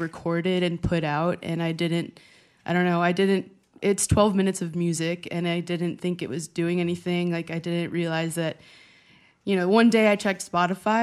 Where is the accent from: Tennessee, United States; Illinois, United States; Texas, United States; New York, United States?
Illinois, United States; Chicago; I grew up in Chicago, born and raised